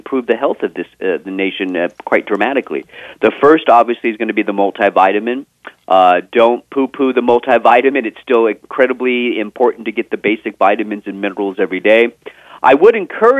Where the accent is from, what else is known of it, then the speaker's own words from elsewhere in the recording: Texas, United States; I am from Texas